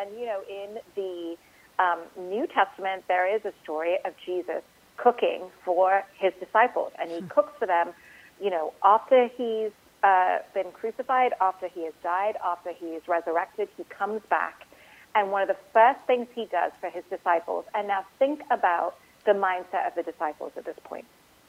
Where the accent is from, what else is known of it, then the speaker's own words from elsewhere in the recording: Dubai, United Arab Emirates; also born or lived in India; I grew up in Dubai. I grew up in a Muslim country. I had friends from all over the world. I have a Hindu first name. I'm from a country that is majority Hindu